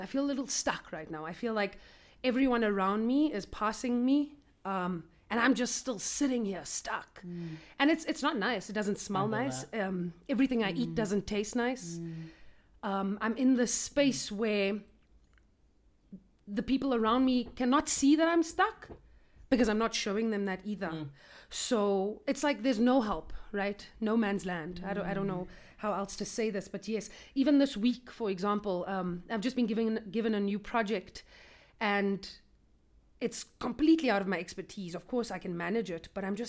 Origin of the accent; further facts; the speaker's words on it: Cape Town, Western Cape, South Africa; moved away as an adult; also born or lived in Johannesburg, South Africa; born and raised in Cape Town.